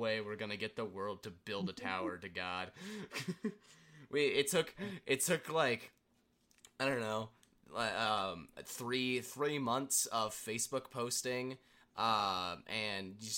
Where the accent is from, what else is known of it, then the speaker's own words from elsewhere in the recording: United States; as an American